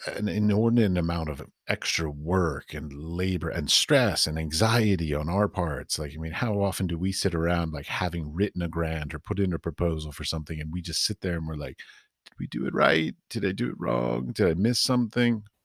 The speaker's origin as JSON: {"language": "English", "country": "United States", "tie": "born or raised there", "moved": "as an adult", "lives_now": "Europe", "said": "I was raised and taught in the United States"}